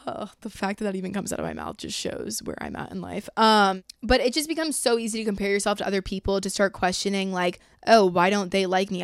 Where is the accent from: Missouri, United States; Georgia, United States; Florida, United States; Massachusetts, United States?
Georgia, United States; I'm from Georgia